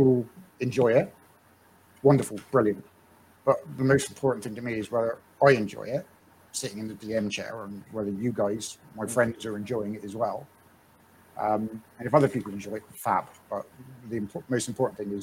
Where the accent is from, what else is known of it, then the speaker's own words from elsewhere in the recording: West Country, South West England, United Kingdom; accent: West Country; we're from the West Country